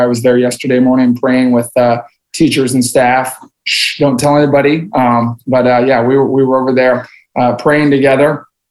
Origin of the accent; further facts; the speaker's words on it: Logan, Iowa, United States; I grew up in a little farm town in western Iowa. Uh, I jokingly say that there are more people at First Christian Church in Decatur than there are in my hometown in uh, in Logan, Iowa